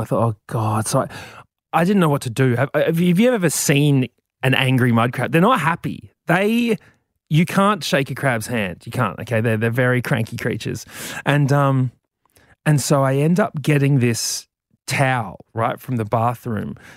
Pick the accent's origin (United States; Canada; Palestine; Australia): Australia; Brisbane, Queensland